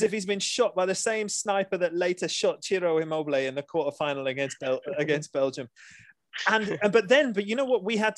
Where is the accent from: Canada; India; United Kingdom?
United Kingdom; England; us as the English